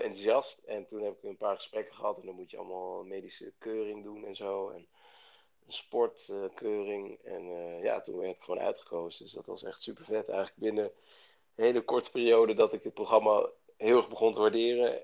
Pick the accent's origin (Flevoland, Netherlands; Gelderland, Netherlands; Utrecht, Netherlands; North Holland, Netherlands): Utrecht, Netherlands; Bilthoven; moved away as an adult; now in Amsterdam, Netherlands; ik kom uit Beeldhoven